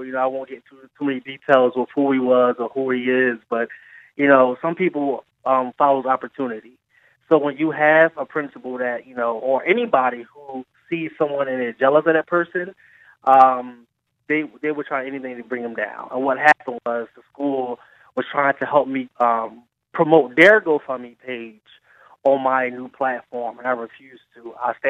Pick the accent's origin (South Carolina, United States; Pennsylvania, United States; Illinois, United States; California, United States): Pennsylvania, United States; Philadelphia; I am from Southwest Philadelphia.